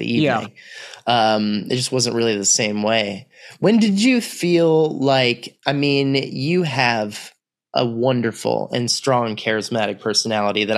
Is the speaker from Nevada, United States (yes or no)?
no; Austin, Texas, United States; also born or lived in New York City; I'm from Austin, really, is where I did, like, my formative, like, end of elementary school all the way through high school